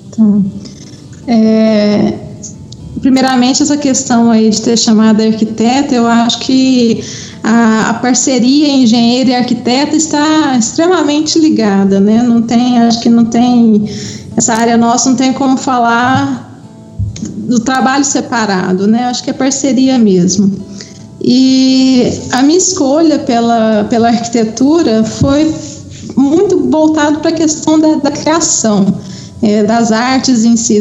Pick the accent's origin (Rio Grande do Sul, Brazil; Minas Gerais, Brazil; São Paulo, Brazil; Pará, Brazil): Minas Gerais, Brazil; Uberlândia; now in Belo Horizonte, Brazil; eu sou de Uberlândia e atualmente moro em, em Belo Horizonte